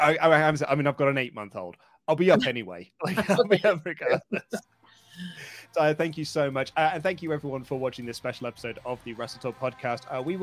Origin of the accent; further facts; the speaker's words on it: United Kingdom; as a British man